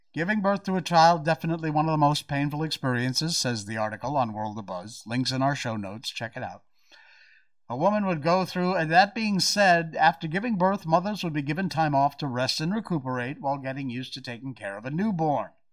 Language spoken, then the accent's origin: English; United States; now in Malaysia; I'm American